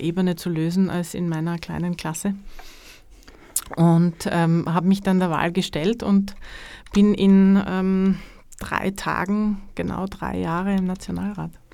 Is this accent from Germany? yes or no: no; Carinthia, Austria; now in Styria, Austria; gebürtige Kärntnerin mit dem Herzen in, in Kärnten verwurzelt